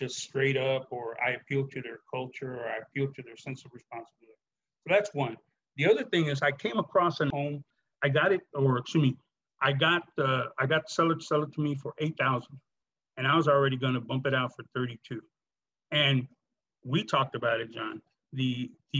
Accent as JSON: {"language": "English", "town": "Chicago", "region": "Illinois", "country": "United States", "tie": "born or raised there", "said": "a police officer long, or just growing up in Chicago"}